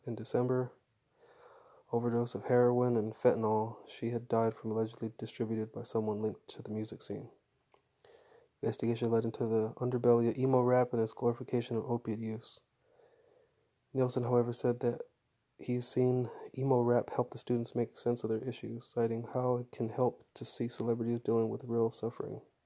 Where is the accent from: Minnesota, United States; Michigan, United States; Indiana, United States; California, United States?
California, United States; Fresno; growing up in Fresno